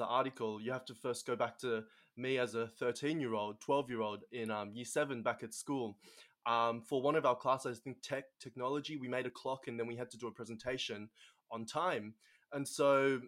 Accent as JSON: {"language": "English", "country": "Australia", "tie": "born or raised there", "accent": "Asian Australian", "first_language": "English and Mandarin Chinese", "said": "I've grown up my whole life in Australia."}